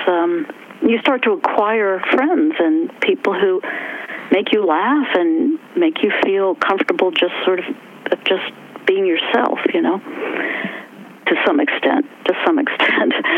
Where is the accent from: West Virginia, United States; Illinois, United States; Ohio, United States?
West Virginia, United States; accent: West Virginia; moved away; also born or lived in New York; my West Virginia accent